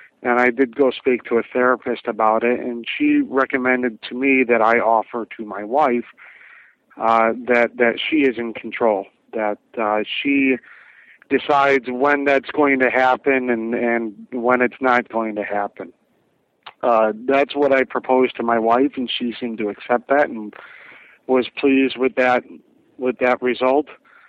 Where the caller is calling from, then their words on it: Las Vegas, Nevada, United States; I'm calling you from Las Vegas. I'm 34 years old and married.